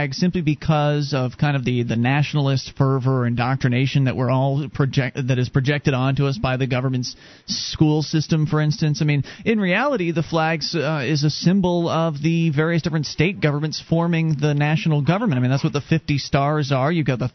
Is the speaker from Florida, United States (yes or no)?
yes; Sarasota, Florida, United States; now in New Hampshire, United States; I'm from Sarasota originally. Now we live up here in New Hampshire